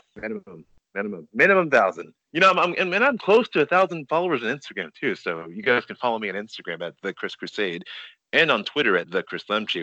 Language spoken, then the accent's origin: English; Nigeria; I'm Nigerian